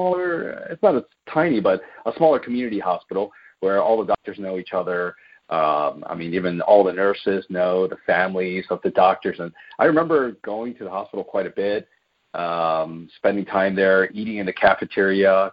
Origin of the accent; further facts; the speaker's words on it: Baltimore, Maryland, United States; moved away as an adult; now in Southern California, United States; I was born and raised in Baltimore, Maryland. I did all of my schooling there